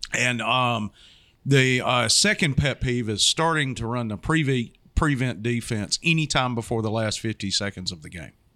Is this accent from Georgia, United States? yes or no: yes; Georgia, United States; now in Florida, United States; I grew up in Georgia